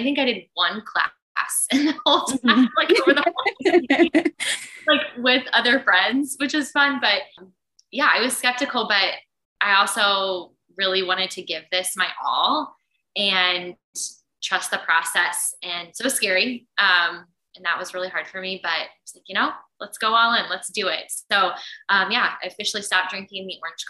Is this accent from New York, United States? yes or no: no; Indianapolis, Indiana, United States; moved away as an adult; now in Minneapolis, United States; moved here in August 2019 from Indianapolis, where I grew up.